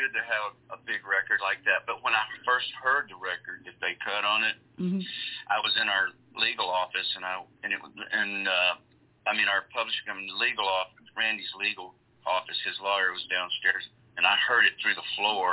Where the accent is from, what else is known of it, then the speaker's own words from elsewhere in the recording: Gulf Coast, Mississippi, United States; I grew up on the Gulf Coast down Mississippi